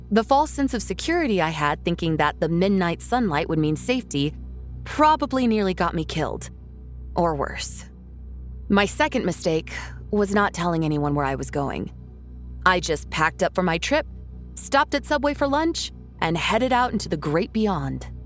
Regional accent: Anchorage, Alaska, United States; I was born and raised in Anchorage, the only big city in the state.

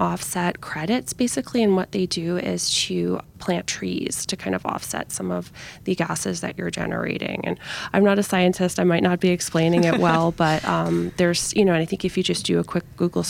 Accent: New York, United States; born or raised there; also born or lived in Geneva

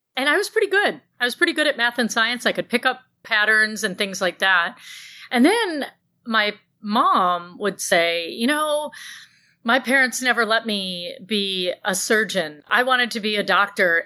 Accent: Grand Blanc, Michigan, United States; I grew up in Grand Blanc

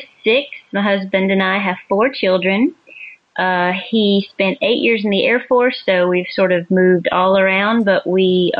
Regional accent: southeast corner of Georgia, United States; moved away as an adult; also born or lived in Maryland; now in Canada; We're both from Georgia.

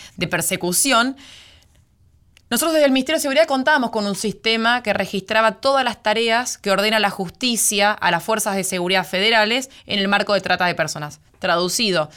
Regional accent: Venado Tuerto, Santa Fe, Argentina; nací en Venado Tuerto, provincia de Santa Fe, departamento General López.

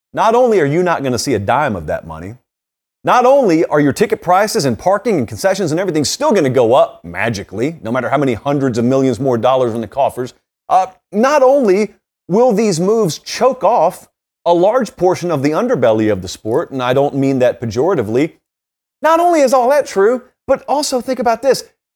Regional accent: West Central Georgia, United States; I grew up in West Central Georgia

